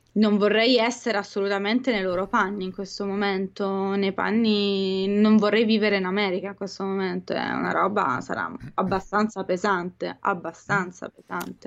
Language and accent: Italian; Italy; noi italiani